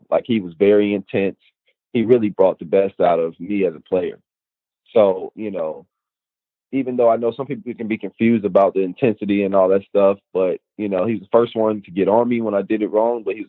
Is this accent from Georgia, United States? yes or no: yes; Tyrone, Georgia, United States; from where I'm from Tyrone, Georgia